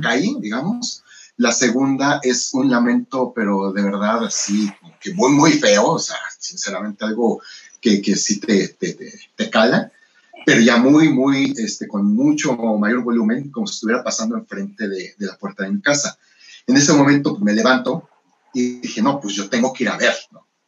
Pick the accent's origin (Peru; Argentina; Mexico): Mexico